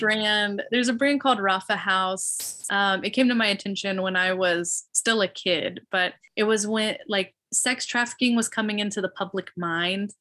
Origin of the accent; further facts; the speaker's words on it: Illinois, United States; also born or lived in Knoxville, Tennessee; now in Phoenix, United States; I grew up in Illinois